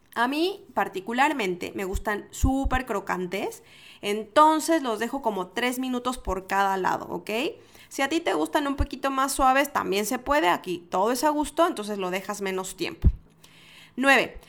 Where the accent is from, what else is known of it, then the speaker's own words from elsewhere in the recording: Mexico; En mi, en mi país les decimos a los fresas